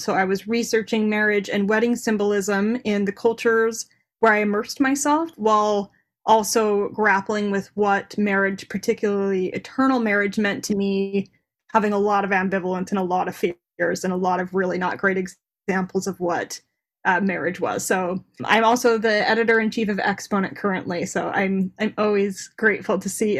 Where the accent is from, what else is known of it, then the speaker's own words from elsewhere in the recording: Davis County, Utah, United States; I grew up in Davis County, Utah